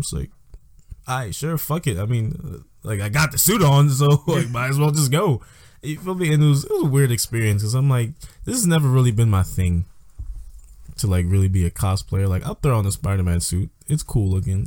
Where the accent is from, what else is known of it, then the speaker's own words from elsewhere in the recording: New York, United States; I'm from New York.